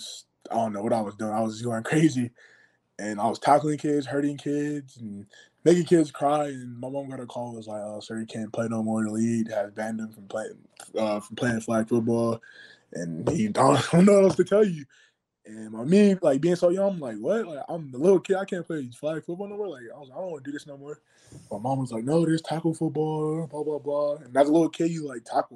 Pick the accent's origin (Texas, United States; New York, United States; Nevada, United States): Nevada, United States; Las Vegas; also born or lived in Orlando, Florida; I was born in Florida, but basically raised in Vegas